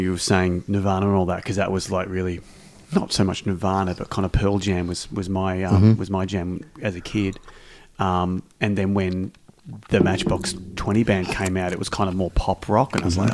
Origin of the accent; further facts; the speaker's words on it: Australia; as being an Australian